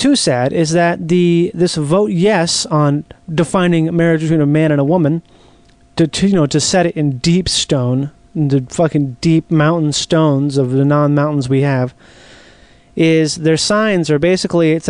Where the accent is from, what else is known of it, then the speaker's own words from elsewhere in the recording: Rochester, Minnesota, United States; accent: Midwestern; moved away; also born or lived in Metairie, Louisiana; Right now, I'm in Minnesota. I'm in my home state. And I went to visit my dear mom in our town of Rochester, Minnesota